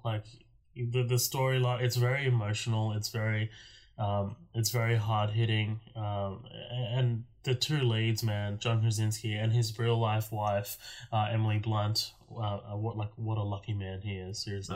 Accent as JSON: {"language": "English", "country": "Australia", "said": "I'm an Australian"}